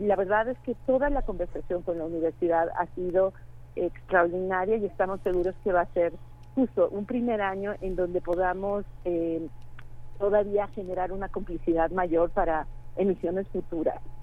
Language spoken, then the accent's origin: Spanish; Querétaro, Mexico; moved away; Yo soy queretana, precisamente, llevo muchos años que no vivía aquí en Querétaro